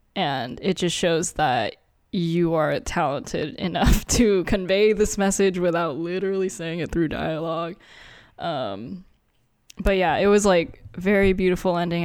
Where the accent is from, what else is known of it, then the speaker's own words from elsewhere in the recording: United States; also born or lived in Philippines; we grew up in America, but, and we're Asian. I mean, I was born in the Philippines, but I moved here when I was one